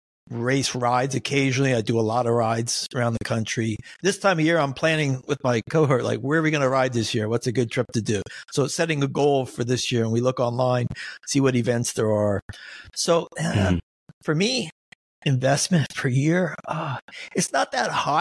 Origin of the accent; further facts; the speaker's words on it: Nazareth, Pennsylvania, United States; That's where I grew up. I grew up in the Poconos